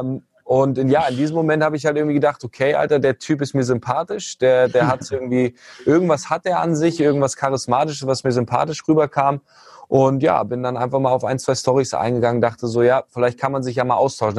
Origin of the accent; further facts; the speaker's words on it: Hanover, Lower Saxony, Germany; komme aus Hannover, ähm, ursprünglich auch geboren